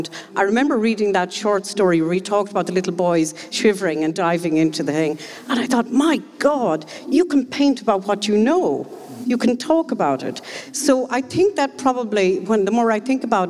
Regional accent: Westmeath, Leinster, Ireland; I grew up in Westmead and I'm back living in Westmead

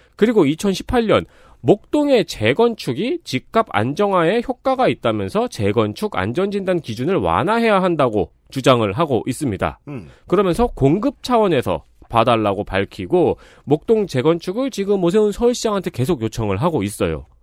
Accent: Seongnam, Gyeonggi Province, South Korea; 성남 토박이는 여기 앉아 있죠

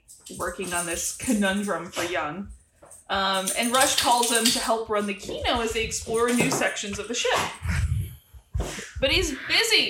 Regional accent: Midwest, United States; I'm from the Midwest

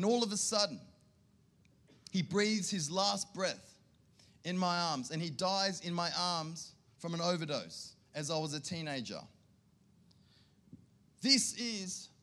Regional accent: Sydney, New South Wales, Australia; now in Canberra, Australia; I grew up in Sydney

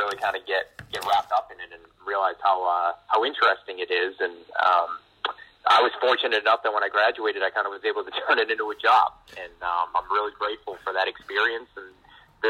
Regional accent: Norwood, Massachusetts, United States; I grew up in Norwood, Mass, so about 25 minutes away from D.C.

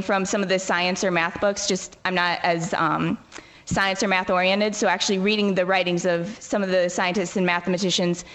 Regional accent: Maple City, Michigan, United States; moved away as an adult; now in Santa Paula, United States; Maple City, Michigan.

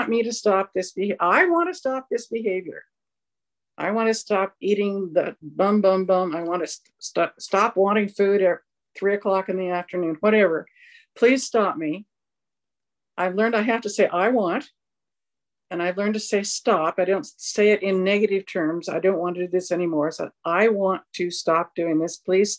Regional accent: Southern California, United States; I grew up in Southern California

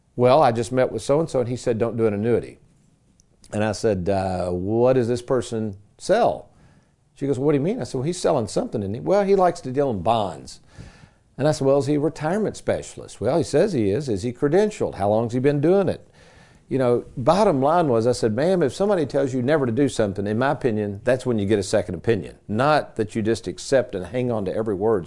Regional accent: Lexington, Kentucky, United States; Growing up in Lexington as a kid, my dad, he would get these strange little gigs.

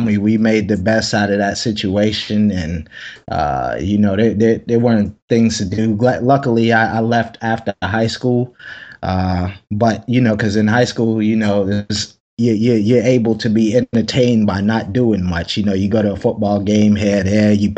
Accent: Anderson, South Carolina, United States; moved away; I'm from South Carolina. I'm from a very small place in South Carolina called Anderson.

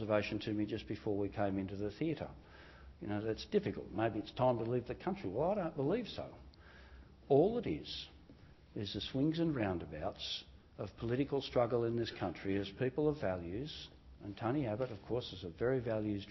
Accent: New South Wales, Australia; It was a pretty poor area. There were new housing developments being put in place by the Housing Commission in New South Wales

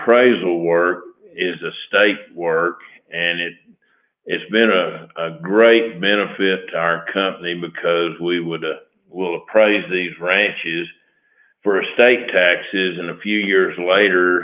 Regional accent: Lubbock, Texas, United States; I was born in Lubbock, been here all my life

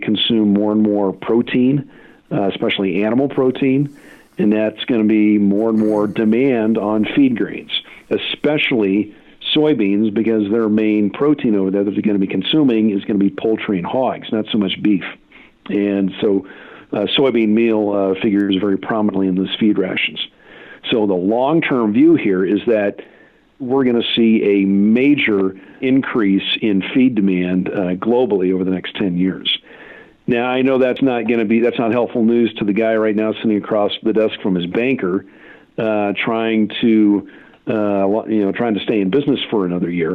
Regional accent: Kansas, United States; in my home state of Kansas

